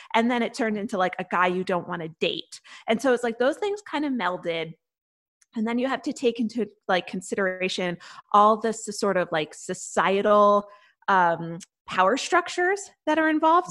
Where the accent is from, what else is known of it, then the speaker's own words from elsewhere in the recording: Connecticut, United States; I'm from Connecticut